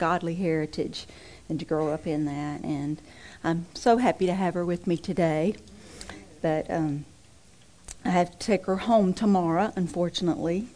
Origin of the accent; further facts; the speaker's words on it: Mississippi, United States; moved away; I'm originally from Mississippi